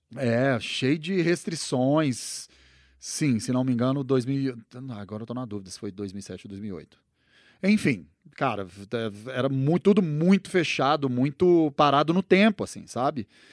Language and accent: Portuguese; Uberlândia, Minas Gerais, Brazil; moved away as an adult; also born or lived in Uberaba / Belo Horizonte / Los Angeles; now in São Paulo, Brazil; eu sou nascido em Uberaba, né? E daí, mas eu só nasci em Uberaba e aí minha família mudou para, minha mãe mudou para Uberlândia logo na sequência. Então, minha infância foi ali em Uberlândia e tal, e daí na adolescência mudei para BH